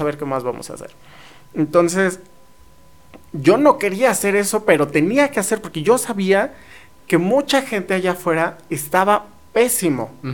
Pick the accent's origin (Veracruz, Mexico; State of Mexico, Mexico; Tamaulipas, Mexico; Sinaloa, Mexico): State of Mexico, Mexico; near Teotihuacán; now in San Luis Potosí, Mexico; yo soy de cerca de la zona arqueológica de Teotihuacán